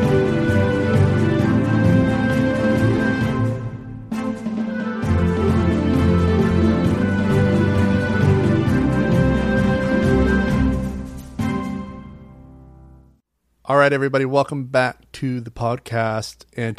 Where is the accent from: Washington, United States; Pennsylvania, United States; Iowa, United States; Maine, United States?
Maine, United States; Portland; now in New York, United States; I went all the way back to Portland, Maine